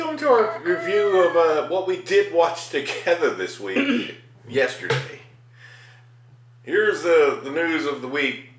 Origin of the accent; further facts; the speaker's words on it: Cherokee, North Carolina, United States; I'm an Indian. I don't get it. I'm a Native American from Cherokee, fucking North Carolina.